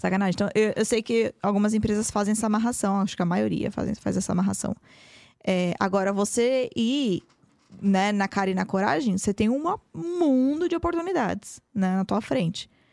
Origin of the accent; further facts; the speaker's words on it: Brazil; moved away as an adult; now in United States; também sou brasileira